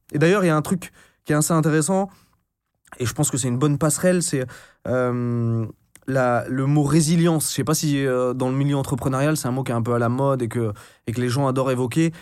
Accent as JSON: {"language": "French", "town": "Brest", "region": "Brittany", "country": "France", "tie": "born or raised there", "also_born_or_lived": "Caen", "said": "j'ai passé la majeure partie de mon enfance en, Bretagne, dans le Finistère"}